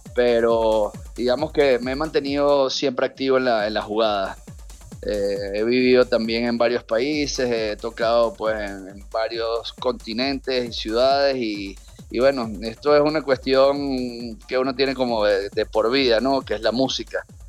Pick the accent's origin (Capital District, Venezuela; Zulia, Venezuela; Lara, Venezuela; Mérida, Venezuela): Capital District, Venezuela; Caracas; soy de Caracas